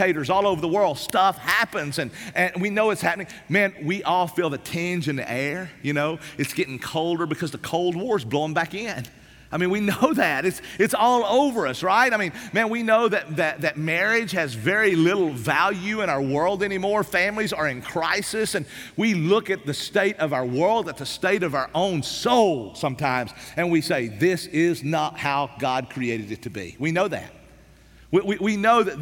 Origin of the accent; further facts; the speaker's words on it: East Tennessee, United States; I grew up in East Tennessee. Man, I grew up in the Smoky Mountains